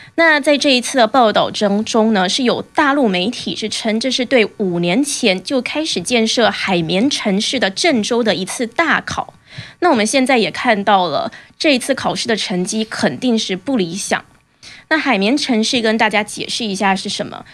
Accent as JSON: {"language": "Chinese", "country": "Taiwan", "said": "我是台湾人"}